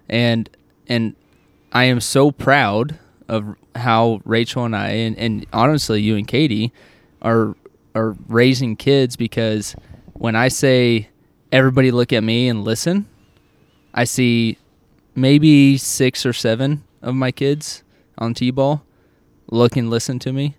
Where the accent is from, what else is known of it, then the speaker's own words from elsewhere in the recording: Oklahoma, United States; when I grew up in Oklahoma, it was yes, sir, no, sir, yes, ma'am, no, ma'am, everywhere I went.